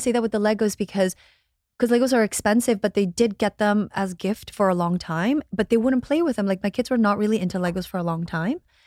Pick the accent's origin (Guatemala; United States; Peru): Guatemala; moved away; I'm from Guatemala.